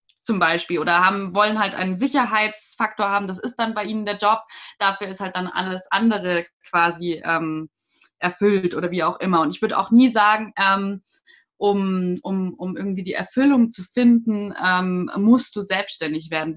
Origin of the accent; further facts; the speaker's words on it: a small town north of Munich, Bavaria, Germany; Also ich komme ja nicht direkt aus München, ich komme aus dem Norden, aus einer kleinen Stadt davor